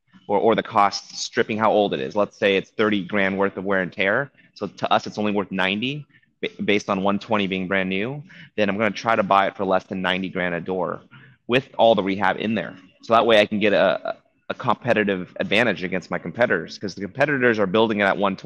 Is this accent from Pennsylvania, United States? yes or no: no; Orange County, California, United States; I'm originally from Orange County